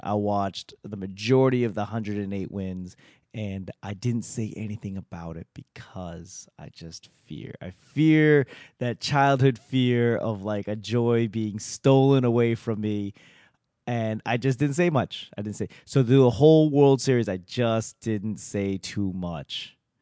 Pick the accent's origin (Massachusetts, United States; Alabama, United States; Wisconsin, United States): Massachusetts, United States; Boston; moved away as an adult; also born or lived in Los Angeles; now in Washington, D.C., United States; I'm from Boston